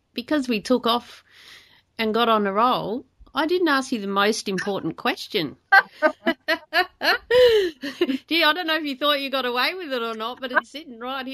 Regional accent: South Australia, Australia; I grew up in South Australia, and we used to go to the Barossa Valley all the time

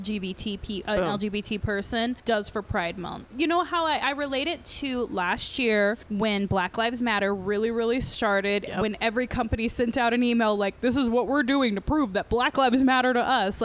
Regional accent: Las Vegas, Nevada, United States; I graduated 2005. I went to LVA, so I grew up in a very different world.

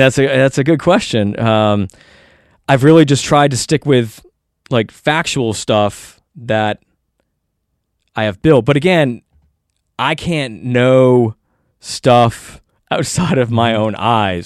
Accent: United States; as an American

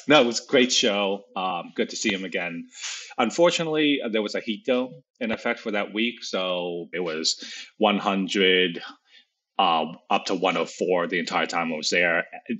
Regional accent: Pittsburgh, Pennsylvania, United States; I'm from Pittsburgh, Pennsylvania.

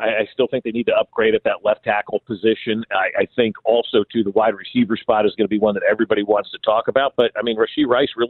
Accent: New Jersey, United States; moved away; back in 1986, when we were watching the Giants as I was growing up in New Jersey.

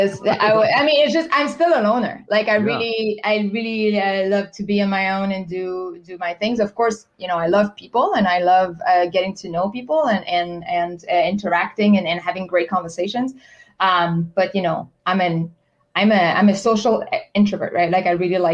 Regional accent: Quebec City, Quebec, Canada; first language French; English is a second language; moved away as an adult; also born or lived in China / Spain; I'm from Quebec City.

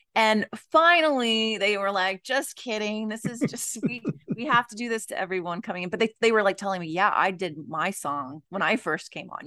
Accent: Los Angeles, California, United States; I grew up in the Los Angeles area

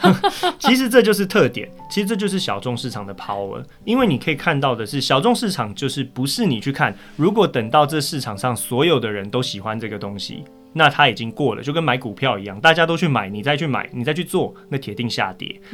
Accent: Taipei, Taiwan; born or raised there

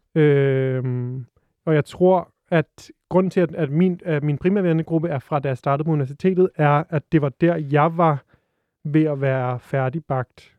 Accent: Frederiksberg, Capital Region of Denmark, Denmark; jeg er vokset op på Frederiksberg

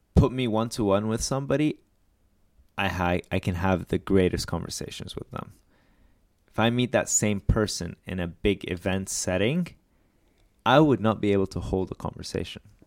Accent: Lebanon; I'm Lebanese.

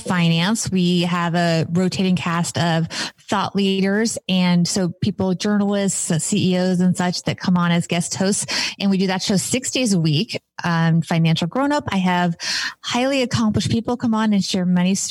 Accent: New York area, United States; I grew up in the New York area

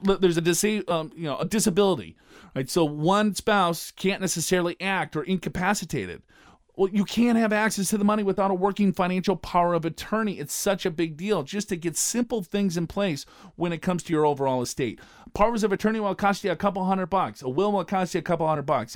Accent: Minnesota, United States; moved away; I'm from Minnesota

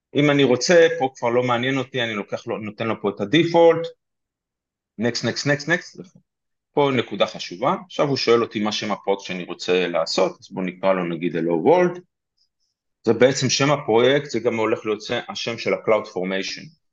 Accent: Petah Tikva, Central District, Israel; אני פתח תקוואי גאה

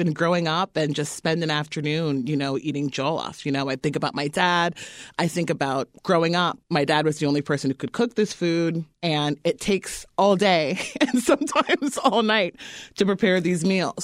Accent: East Coast, United States; moved away; I grew up on the East Coast

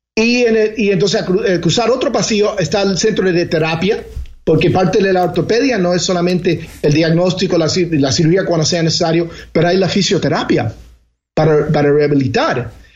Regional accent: Elizabeth, New Jersey, United States; yo me crié, crié en New Jersey, en Elizabeth, New Jersey, había una comunidad eh, latina, particularmente cubana, muy grande

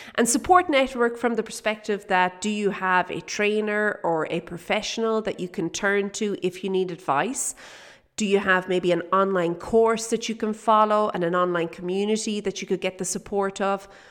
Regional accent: Kildare, Leinster, Ireland; moved away as an adult; now in South Africa; we're from Kildare

